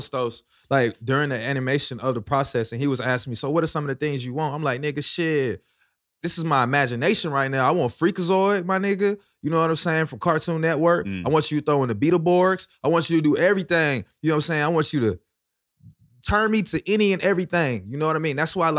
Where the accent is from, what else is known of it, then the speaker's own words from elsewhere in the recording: Lithonia, Georgia, United States; From Stone Mountain, Lithonia, man. Shout out to East Side.